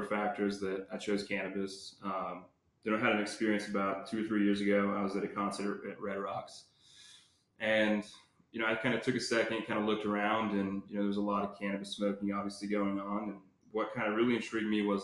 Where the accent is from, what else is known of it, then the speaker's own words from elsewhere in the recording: Lamar, Colorado, United States; Born and raised in Lamar, Colorado